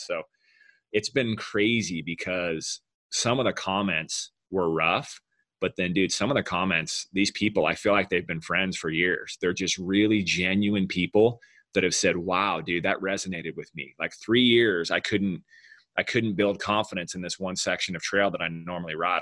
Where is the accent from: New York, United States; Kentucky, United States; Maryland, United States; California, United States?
California, United States; Southern; we grew up in Southern California